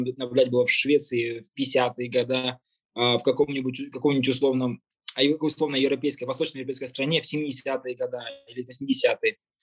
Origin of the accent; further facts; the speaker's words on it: Kazakhstan; мы живем в, в этой стране, которая называется Казахстан, мы казахи